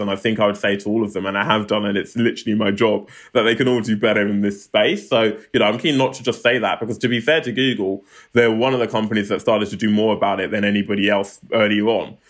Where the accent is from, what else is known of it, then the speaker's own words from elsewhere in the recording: London, United Kingdom; I grew up in Southeast London, a place called Lewisham